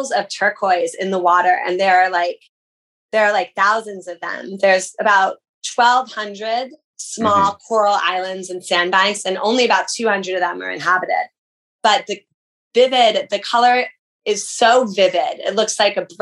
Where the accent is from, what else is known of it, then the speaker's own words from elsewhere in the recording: United States; an American